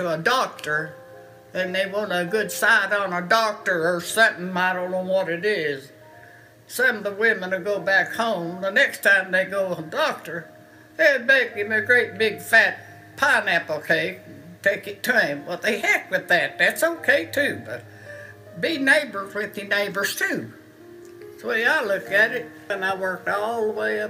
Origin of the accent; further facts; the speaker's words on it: Union County, Tennessee, United States; I was born in my mother and daddy's home, a house. This house was in Union County. I was born in Union County